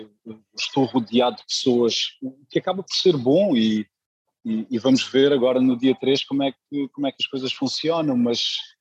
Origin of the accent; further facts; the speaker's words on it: Luanda, Luanda Province, Angola; now in Lisbon, Portugal; Nasci em Luanda